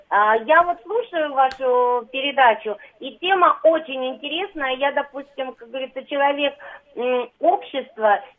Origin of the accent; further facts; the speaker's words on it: Siberia, Russia; also born or lived in Rossosh, Voronezh Oblast; now in Moscow, Russia; я сама сибирячка